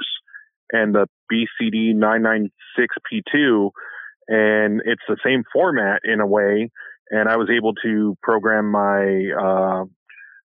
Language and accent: English; California, United States; moved away as an adult; now in Missouri, United States; my hometown and the surrounding cities in California